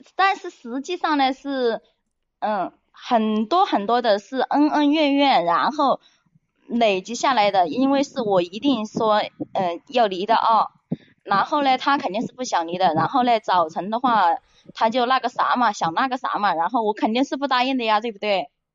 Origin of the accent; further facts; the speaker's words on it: Hunan, China; now in Haining, China; 我是老家是湖南的